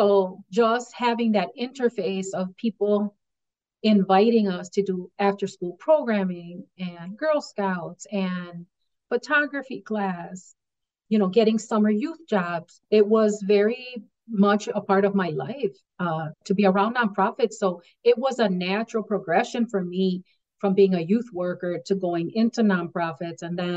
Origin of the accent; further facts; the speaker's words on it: United States; I was born and raised on the South Side. It was primarily a Polish community and then a Latino IX community.